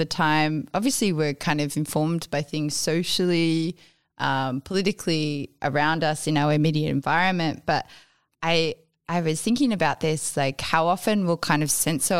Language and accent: English; Australia; also born or lived in New York; also being English, Australian